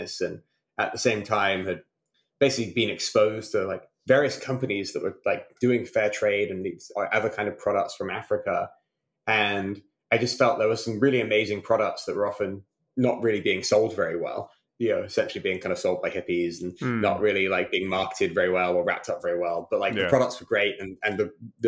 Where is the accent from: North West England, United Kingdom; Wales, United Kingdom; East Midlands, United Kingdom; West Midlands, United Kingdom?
West Midlands, United Kingdom; Malvern; moved away; also born or lived in Durham; I grew up in a small town called Malvern in Worcestershire